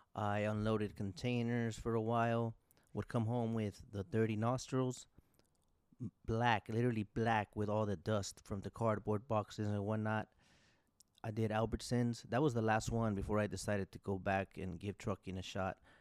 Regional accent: Orange Cove, California, United States; also born or lived in Fresno, California; I was born in Fresno, California. I grew up in Orange Cove, California

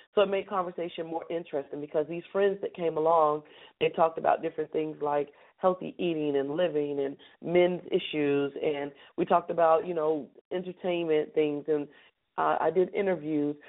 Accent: Charlotte, North Carolina, United States; we're going to start in my hometown

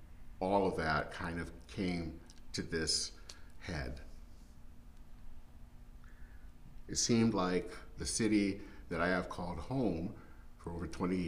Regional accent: Flint, Michigan, United States; moved away as an adult; now in Minneapolis, United States; in my hometown of Flint, Michigan

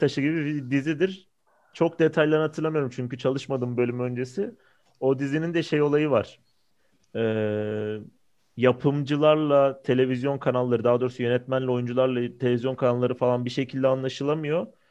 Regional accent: Istanbul, Turkey; baba tarafım Samatyalı. Yani o filmin çekildiği yerde babam da büyümüş, ben de büyüdüm sayılır.

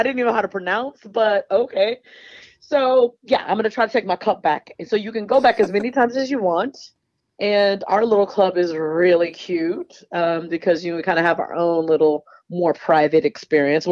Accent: Houston, Texas, United States; moved away as an adult; now in Bay Area, United States; I was born and raised in Houston and grew up a Houston Rockets fan

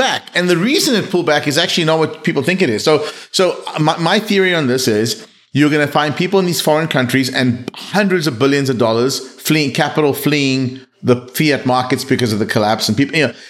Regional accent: South Africa; I grew up in South Africa

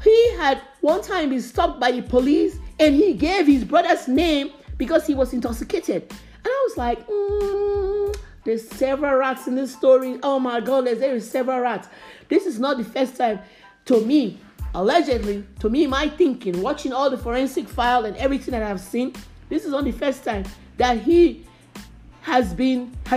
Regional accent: Nigeria; I grew up in Nigeria.

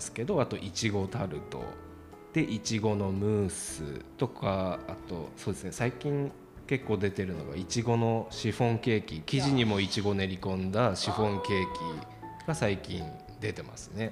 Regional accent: Pippu, Hokkaido, Japan; ピップ出身の今三十四歳です

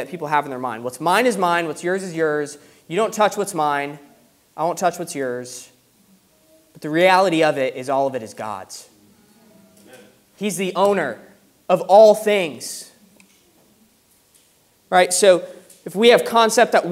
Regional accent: United States; moved away as an adult; now in United Kingdom; growing up in America

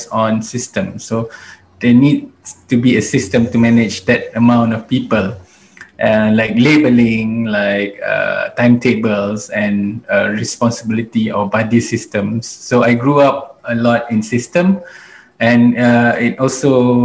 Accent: Malaysia; also born or lived in United States / United Kingdom; when I was 2 years old, I came back to Malaysia. And since then, I grew up here in Malaysia.

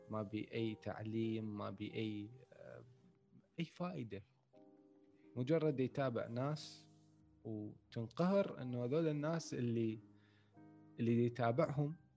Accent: Iraq; احنا هذا الموضوع اصلا ما عندنا بالعراق يعني مع الاسف انه هذا الموضوع اصلا ما موجود عندنا بالعراق

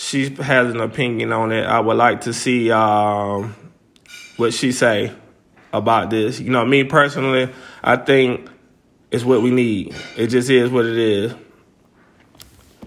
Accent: Greenville, Alabama, United States; moved away; my hometown of Greenville

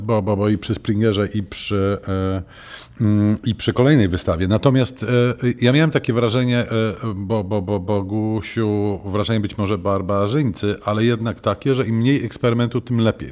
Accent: Warsaw, Masovian Voivodeship, Poland; ja też jestem warszawiakiem z urodzenia

